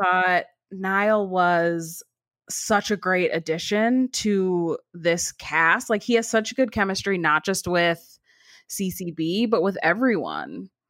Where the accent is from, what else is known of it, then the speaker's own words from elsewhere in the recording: Cleveland, Ohio, United States; I grew up in Cleveland too